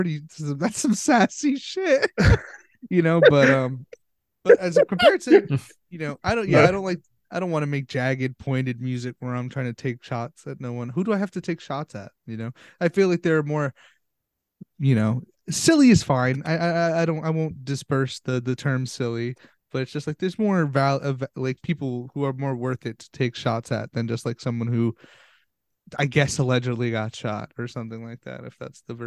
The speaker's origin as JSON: {"language": "English", "town": "Edison", "region": "New Jersey", "country": "United States", "tie": "born or raised there", "said": "You know she's from my hometown."}